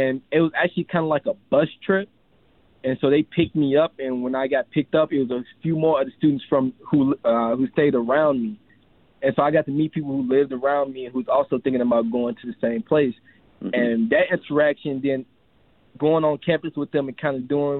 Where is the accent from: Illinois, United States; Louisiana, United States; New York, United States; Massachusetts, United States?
Illinois, United States; Chicago; moved away as an adult; I come from Chicago, Southside Chicago, so I come from a majority black neighborhood